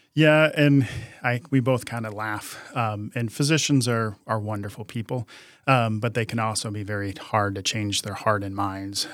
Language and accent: English; outside of Chicago, Illinois, United States; I grew up outside of Chicago